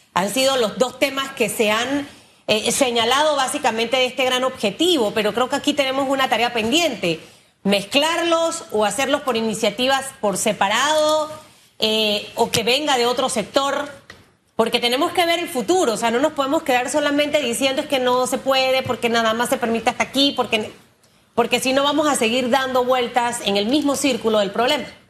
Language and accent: Spanish; Panama; como panameño